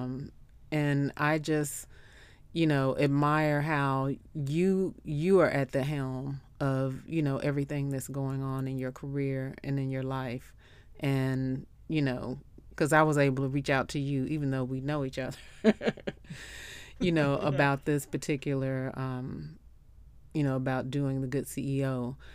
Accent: Memphis, Tennessee, United States; I'm from Memphis, so you know

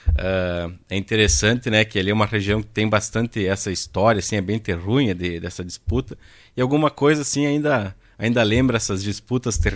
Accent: Ibiaçá, Rio Grande do Sul, Brazil; Eu sou natural de Ibiaçá.

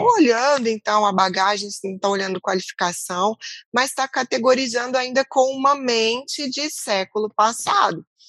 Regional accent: Brazil; Como brasileiras

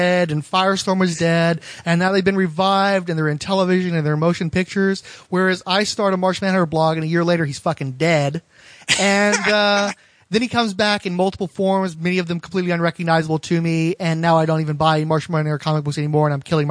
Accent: Texas, United States; I'm from Texas

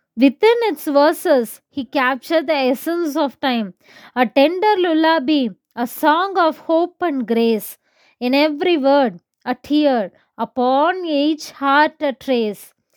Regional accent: Kodaikanal, Tamil Nadu, India; I'm from Kodaikanal.

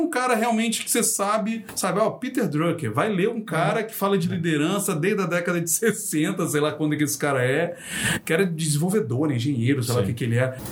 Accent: Rio de Janeiro, Brazil; eu sou carioca

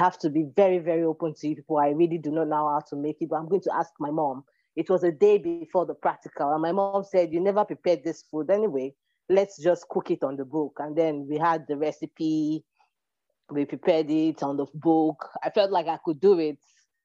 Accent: Lagos, Nigeria; also born or lived in Delta State, Nigeria (ancestral home) / Togo / Benin; now in Burkina Faso; I was born in Lagos State, Ajegunle to be precise. But home for me is Delta State

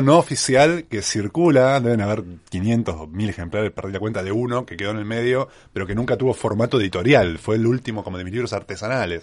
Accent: Mar del Plata, Buenos Aires Province, Argentina; moved away as an adult; mi ciudad natal

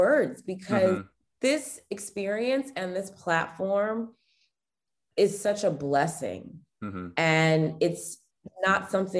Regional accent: Potomac, Maryland, United States; now in Washington, D.C. area, United States; I live in the Washington, D.C. area. Mm-hmm. I grew up around Potomac. We had, my family was actually stationed at an Air Force base that's in Maryland.

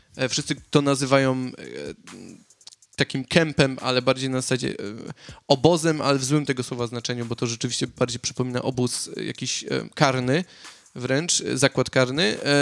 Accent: Katowice, Silesian Voivodeship, Poland; moved away as an adult; now in Sydney, Australia; ja jestem z, Katowi z Katowic

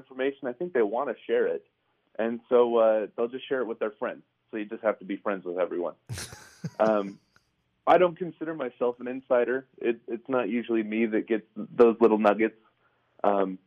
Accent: Utah, United States; I was born and raised in Utah

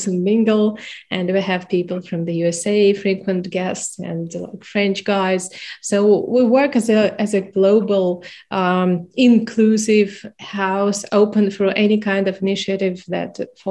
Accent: Minsk, Belarus; now in Ukraine; I'm Belarusian, I'm from Minsk

